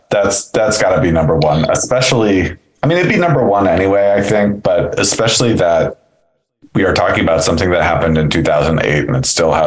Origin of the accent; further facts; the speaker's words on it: Seattle, Washington, United States; growing up in Seattle